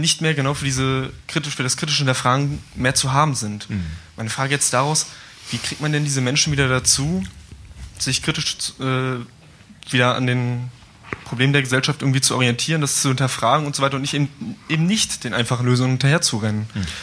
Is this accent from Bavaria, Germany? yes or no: no; Erfurt, Thuringia, Germany; Ich komme aus Erfurt